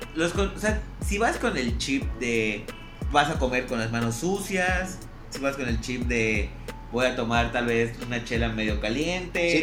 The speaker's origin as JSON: {"language": "Spanish", "town": "Mérida", "region": "Yucatán", "country": "Mexico", "tie": "born or raised there", "said": "No pude estar acá en, mi ciudad natal"}